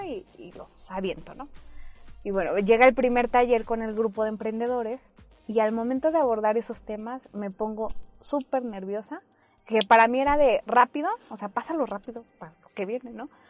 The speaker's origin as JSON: {"language": "Spanish", "region": "Mexico City", "country": "Mexico", "tie": "born or raised there", "also_born_or_lived": "Veracruz", "moved": "yes", "said": "nací en Veracruz, pero nada más nací ahí. Me llevaron mis papás a la Ciudad de México y en la Ciudad de México viví 19 años"}